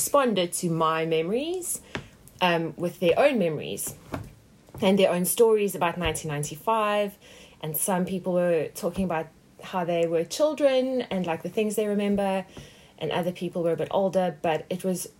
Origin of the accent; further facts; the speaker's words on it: South Africa; moved away; growing up in South Africa